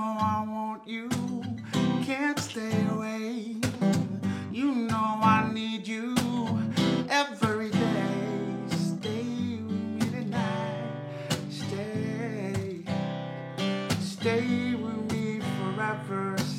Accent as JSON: {"language": "English", "country": "Fiji", "also_born_or_lived": "Buffalo, New York", "moved": "as an adult", "lives_now": "Ellicottville, United States", "said": "I'm originally from Fiji, from Fiji Islands in the South Pacific."}